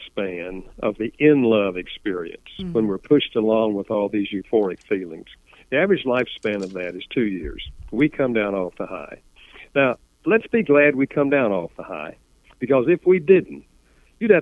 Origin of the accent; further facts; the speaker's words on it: the South, Southern United States, United States; accent: Southern; first language English; I grew up speaking English Southern style